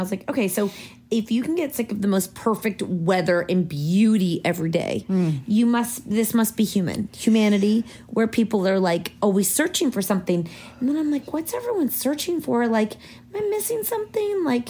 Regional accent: Toronto, Ontario, Canada; We're from Toronto

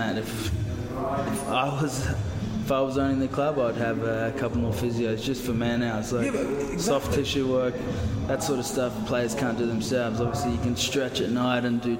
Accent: Gold Coast, Queensland, Australia; also born or lived in Toulon; now in Manchester, United Kingdom; I'm from the Gold Coast

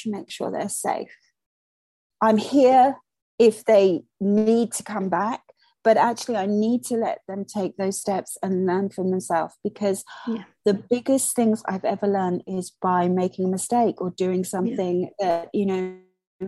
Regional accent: Malaysia; now in United Kingdom; I was born and brought up in Malaysia.

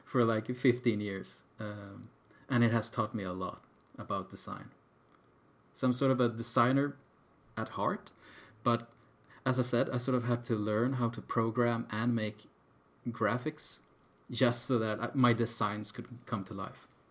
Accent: Sweden; we're from Sweden

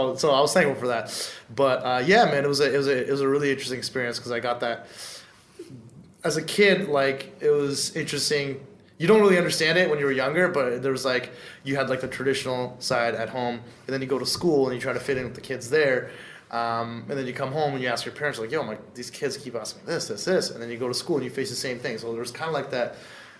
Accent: Canada; English is a second language; I didn't know a lick of English.

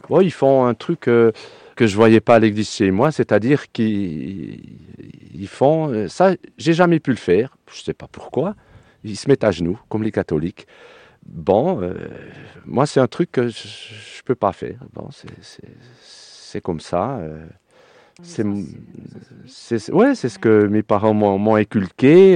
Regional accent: Swiss Jura, Switzerland; moved away as an adult; now in Cévennes, France; j'ai pas pris l'accent du pays. je suis d'origine suisse, je suis jurassien.

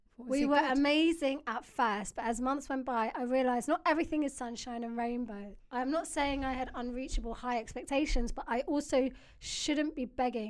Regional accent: Wales, United Kingdom; I'm 23 from Wales.

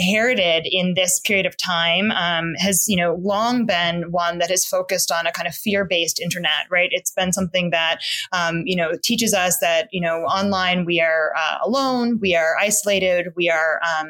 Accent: New York City, New York, United States; I was like a queer Black kid growing up in the East Village. I grew up on St. Mark's Place

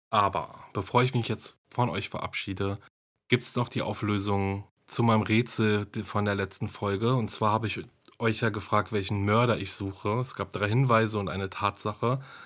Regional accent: Germany

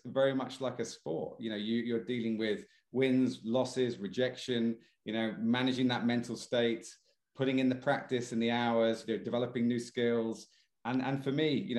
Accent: Leicester, East Midlands, United Kingdom; also born or lived in Devon / Malaysia / Singapore / Bristol; I landed in Leicester, strangely, when I was eight.

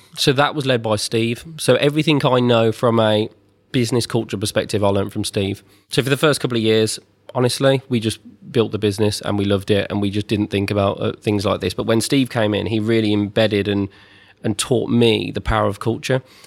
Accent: twenty minutes from the Birmingham NEC, West Midlands, United Kingdom; about twenty minutes from where I grew up in the Birmingham N E C

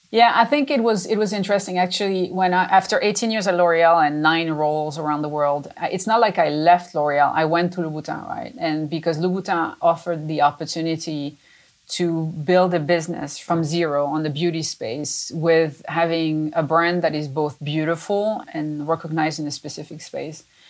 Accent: France; moved away as an adult; now in United States; I was born in France. I'm a little French, French Italian to be specific, and uh, but I've been in the U.S. for many many years

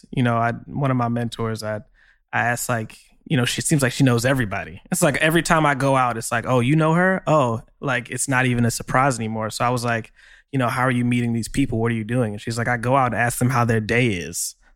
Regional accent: New York, United States; it's like I'm I'm from Long Island.

